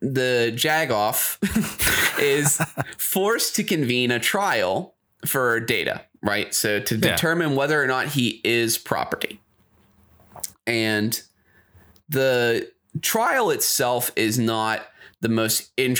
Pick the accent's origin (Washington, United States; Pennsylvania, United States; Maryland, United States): Pennsylvania, United States; Pittsburgh; We're from Pittsburgh. JAG off is a specific word here